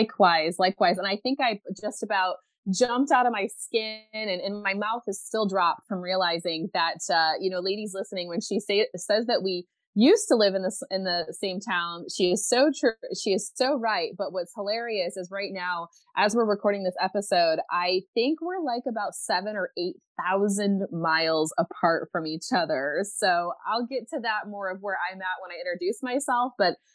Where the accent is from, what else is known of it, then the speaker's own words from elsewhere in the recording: United States; moved away as an adult; now in Belgium; So even though you'll be able to tell I'm not from where I actually live, I am an American mama currently living in Belgium. So yeah, ik spreek een beetje Nederlands, which means I can speak a little Dutch